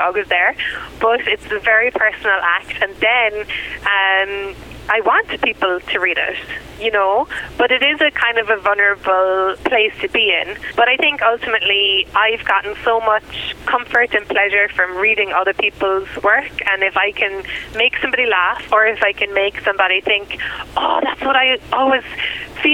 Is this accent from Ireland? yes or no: yes; Ireland; moved away as an adult; now in United States; I'm a white immigrant and that I'm from Europe